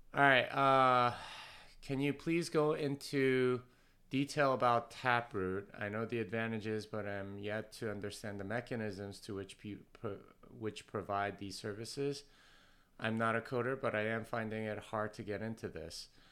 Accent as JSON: {"language": "English", "region": "Texas", "country": "United States", "said": "I'm from Texas, and I want people to know that I'm from Texas"}